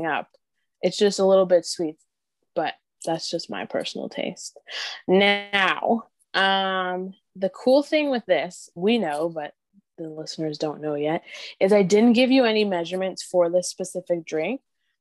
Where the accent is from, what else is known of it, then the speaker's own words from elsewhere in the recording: Ontario, Canada; I am from Ontario, Canada as well.